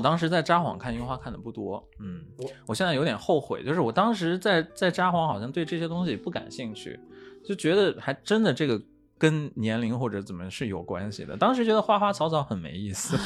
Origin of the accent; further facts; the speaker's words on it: Xining, Qinghai, China; moved away; 我的故乡是西宁嘛